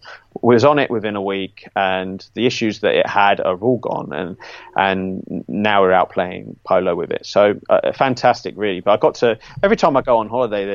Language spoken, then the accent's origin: English; Cheshunt, East of England, United Kingdom; I was born in Cheshunt, and we had a yard down there at Goff's Oak